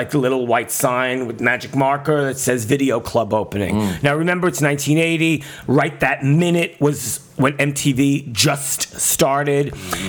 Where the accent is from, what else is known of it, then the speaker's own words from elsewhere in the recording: New York City, New York, United States; Well, I grew up in Brooklyn, yes.